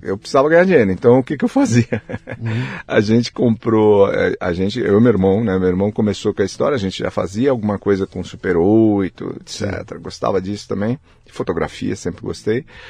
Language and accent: Portuguese; São Paulo, Brazil; Eu nasci aqui em São Paulo